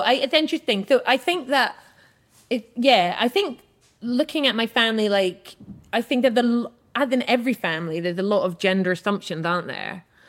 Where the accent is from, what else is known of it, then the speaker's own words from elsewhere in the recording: Edinburgh, Scotland, United Kingdom; I grew up in Edinburgh, and we're a Jewish family